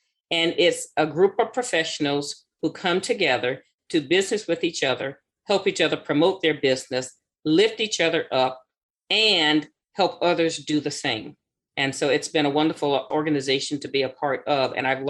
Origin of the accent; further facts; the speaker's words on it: the South, United States; So when I think of segregation, first thing that comes to mind, growing up in the South, is separation.